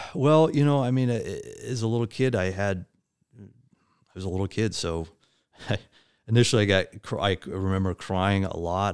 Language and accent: English; Midwest, United States; moved away as an adult; also born or lived in West Coast; I, um, was born and raised in the Midwest, uh, and eventually moved out to the West Coast